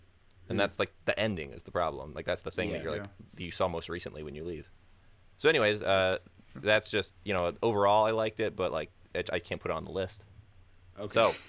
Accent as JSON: {"language": "English", "region": "Florida", "country": "United States", "also_born_or_lived": "Orlando, Florida", "moved": "yes", "lives_now": "Chicago, United States", "said": "I'm from Florida and I also lived in Orlando for 4 years."}